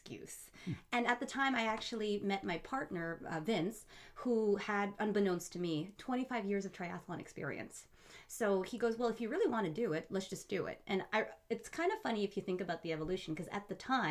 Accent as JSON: {"language": "English", "town": "Surrey", "region": "British Columbia", "country": "Canada", "tie": "born or raised there", "also_born_or_lived": "Middle East / Abbotsford", "said": "So by the time I was five, we moved to BC, and I lived in Surrey basically my whole life."}